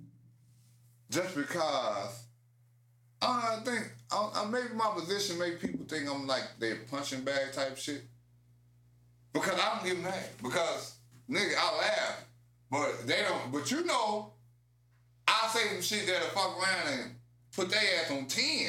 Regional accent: Chicago, Illinois, United States; as a Chicagoan

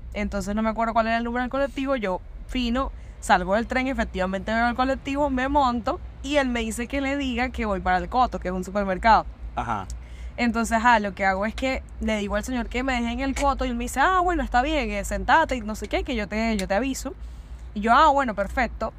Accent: Venezuela; now in Buenos Aires, Argentina; nosotros obviamente como venezolanos, uno aquí está extranjero

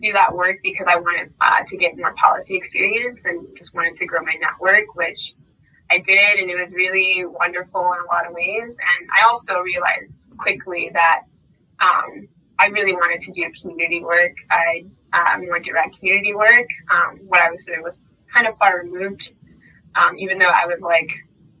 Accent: San Antonio, Texas, United States; growing up in San Antonio on the west side and the east side

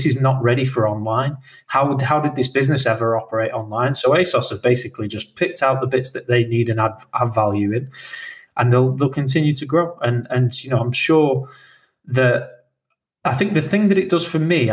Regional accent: United Kingdom; we are British

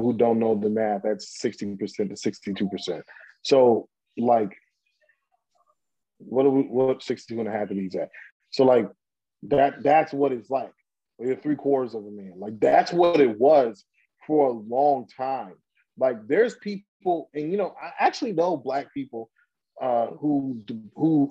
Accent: New York City, New York, United States; we grew up in Brooklyn, New York, in an area called Crown Heights

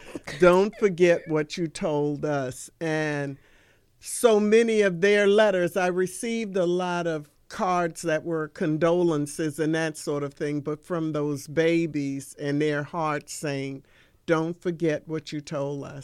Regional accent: Washington, District of Columbia, United States; moved away as an adult; also born or lived in Prince George's County, Maryland; I am one of the few native Washingtonians. I was born and raised in Washington, D.C.

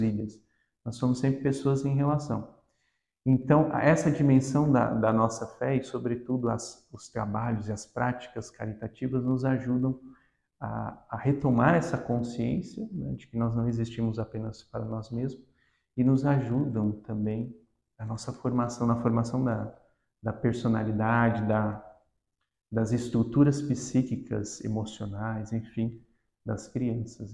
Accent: Guarujá, São Paulo, Brazil; also born or lived in Paraíba; now in Santos, Brazil; nasci no Nordeste, na Paraíba, mas passei praticamente toda a minha vida na cidade do Guarujá, onde eu cresci

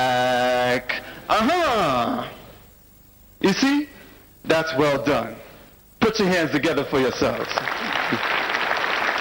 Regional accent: United States; I'm from the United States of America

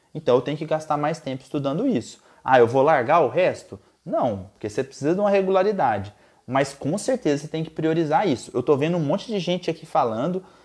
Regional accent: Goiás, Brazil; Lá em Goiás, minha terra natal

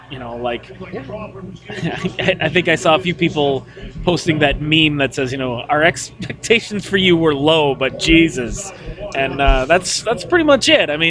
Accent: St. Cloud, Minnesota, United States; uh, I'm from Minnesota and went to college in the Twin Cities.

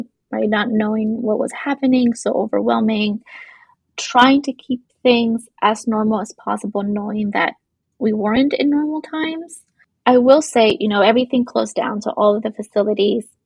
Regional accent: Los Angeles, California, United States; I grew up in East LA, Boyle Heights area

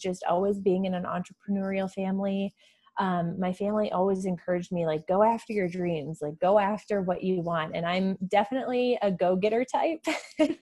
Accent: small town Iowa, United States; moved away; also born or lived in Denver, Colorado; I grew up actually in small town Iowa. I'm in the United States, grew up in small town Iowa, moved out to the big city of Denver

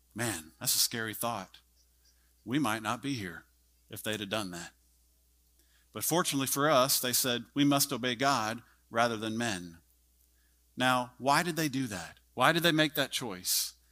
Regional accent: Texas, United States; I'm a Texan

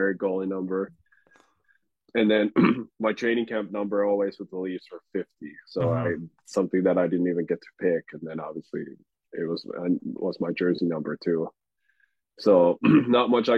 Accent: Finland; also born or lived in Toronto / Nashville / Sweden; now in Minnesota, United States; growing up in Finland

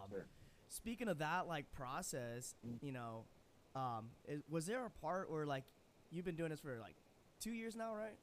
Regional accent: Chicago, Illinois, United States; I'm from the Chicago area.

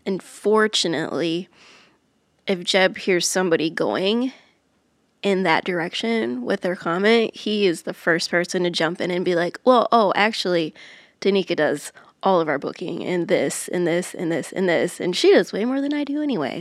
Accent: Iowa, United States; moved away as an adult; now in Nashville, United States; I grew up in Iowa

